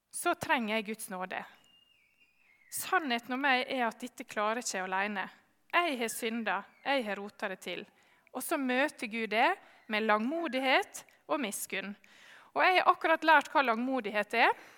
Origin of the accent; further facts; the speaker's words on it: Sjøholt, Møre og Romsdal, Norway; Jeg har vokst opp eh, på Sjøholt på Sunnmøre